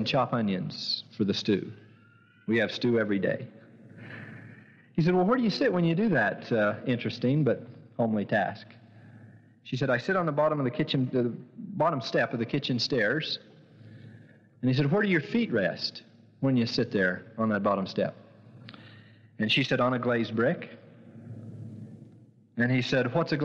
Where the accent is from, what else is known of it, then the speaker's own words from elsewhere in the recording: St. George, Utah, United States; I was born in St. George